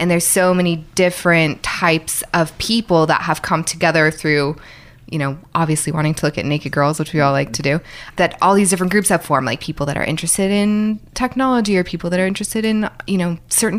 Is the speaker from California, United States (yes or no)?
yes; Bay Area, California, United States; also born or lived in New York; now in Los Angeles, United States; I grew up in the Bay Area.